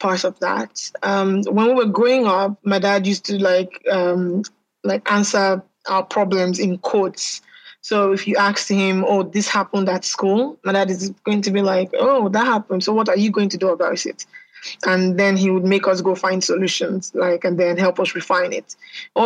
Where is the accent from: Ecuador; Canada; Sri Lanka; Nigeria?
Nigeria; I'm Nigerian. So I was born in Nigeria and I've lived here most of my life